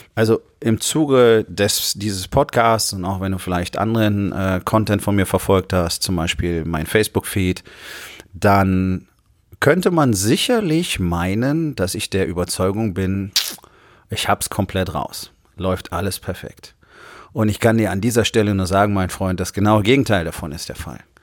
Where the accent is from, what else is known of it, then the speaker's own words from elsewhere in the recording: Rhineland, Germany; im Rheinland, wo ich groß geworden bin, einen guten Teil meiner Jugend